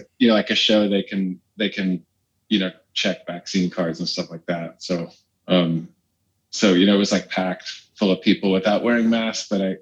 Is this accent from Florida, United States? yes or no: no; Sacramento, California, United States; moved away as an adult; now in Brooklyn, United States; I'm from California originally, from Sacramento